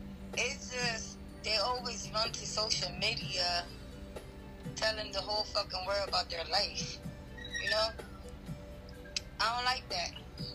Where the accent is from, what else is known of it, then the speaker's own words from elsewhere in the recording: Philadelphia, Pennsylvania, United States; I'm from Philly.